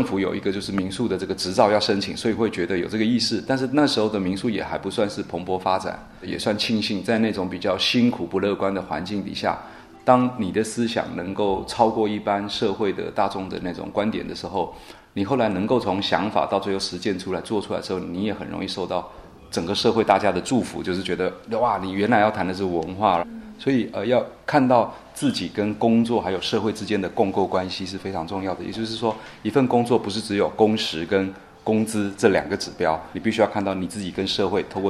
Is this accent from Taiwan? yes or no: yes; Taiwan; also born or lived in Zhushan, Nantou; 因为我是一九七九年出生的，那我出生在台湾一个最好的年代